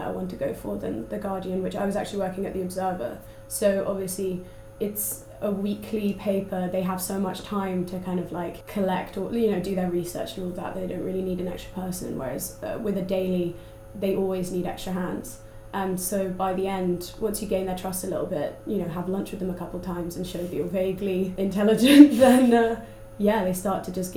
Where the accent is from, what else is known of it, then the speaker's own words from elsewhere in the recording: London, United Kingdom; moved away as an adult; now in Manchester, United Kingdom; I study American Studies here and I'm from London